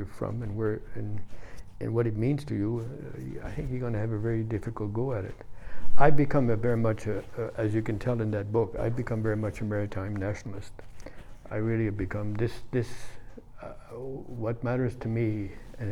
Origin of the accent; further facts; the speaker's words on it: Bouctouche, New Brunswick, Canada; also born or lived in Ottawa; I'm from Buktush. I want to establish, make it very clear. I'm very proud to be from Buktush